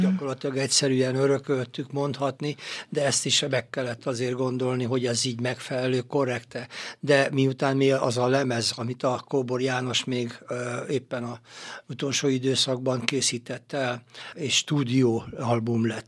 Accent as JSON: {"language": "Hungarian", "town": "Gyöngyös", "region": "Heves", "country": "Hungary", "tie": "born or raised there", "said": "ez gyöngyösön történt a szülővárosomban"}